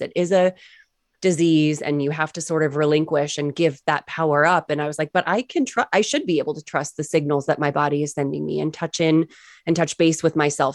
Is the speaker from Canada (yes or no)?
no; New England, United States; growing up in New England.